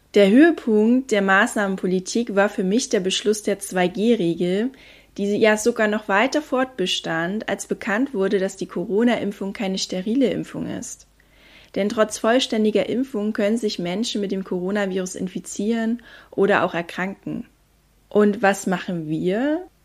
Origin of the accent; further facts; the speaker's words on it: Germany; bei uns in Deutschland